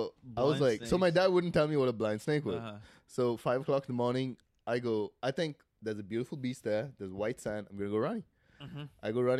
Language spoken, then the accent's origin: English; South India, India; also born or lived in Mozambique; now in United States; I'm from like South India.